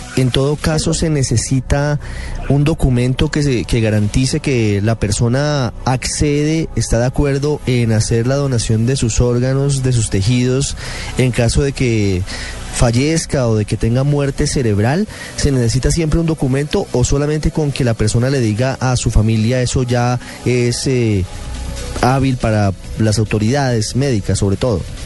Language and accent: Spanish; Colombia; qué tan solidarios somos los colombianos